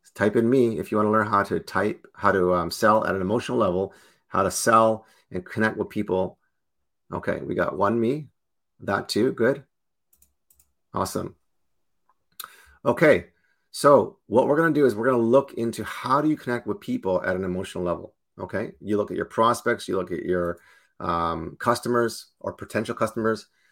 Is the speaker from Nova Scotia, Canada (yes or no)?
no; Toronto, Ontario, Canada; I'm born and raised in Toronto